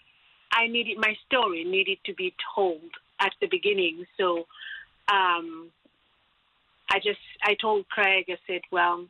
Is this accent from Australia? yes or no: no; Republic of the Congo; moved away as an adult; also born or lived in France; now in United States; I'm from Congo Brazzaville, the two Congos